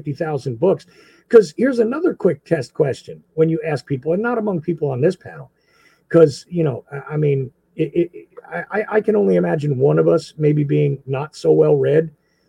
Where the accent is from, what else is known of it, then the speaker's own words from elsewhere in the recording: New Jersey, United States; moved away; I was from Jersey